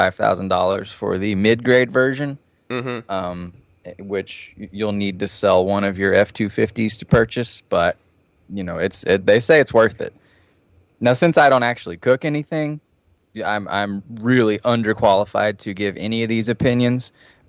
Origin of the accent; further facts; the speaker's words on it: Texas, United States; Yeah, that just means like I'm from Texas.